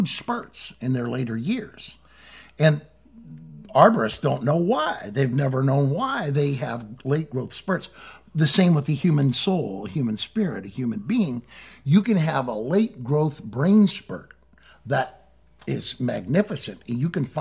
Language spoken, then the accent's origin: English; Missouri, United States; my home state of Missouri